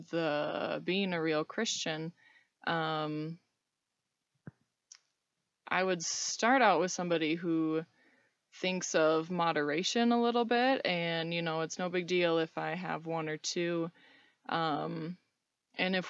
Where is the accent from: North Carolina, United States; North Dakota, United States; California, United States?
North Dakota, United States; Fargo; moved away as an adult; now in Reno, United States; I grew up in Fargo, North Dakota. I've been living in Reno for a little over a year now